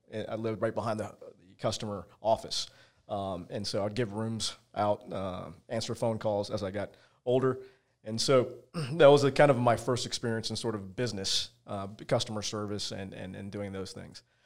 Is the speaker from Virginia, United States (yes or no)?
yes; Virginia, United States; I grew up in Virginia, uh, as a small kid